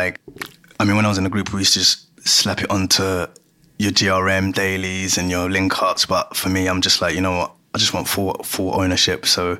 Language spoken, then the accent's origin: English; Ghana; now in London, United Kingdom; between what I used to listen to, what I still listen to. So I'm from Ghana.